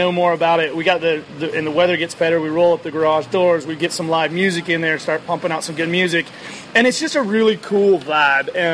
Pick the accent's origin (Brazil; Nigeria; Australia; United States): United States; California; Well, I'm, I'm here from California and I can go and buy a pilot or a flight.